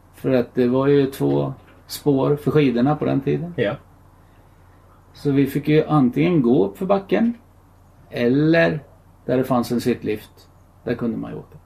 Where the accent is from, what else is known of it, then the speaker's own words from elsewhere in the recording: Gävle, Gävleborg County, Sweden; also born or lived in Stockholm; jag flyttade till Gävle från Stockholm. Och började gå i skolan här